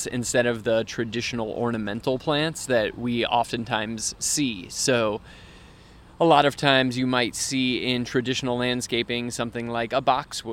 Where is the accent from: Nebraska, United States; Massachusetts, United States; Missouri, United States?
Missouri, United States; St. Louis; I grew up out in West St. Louis County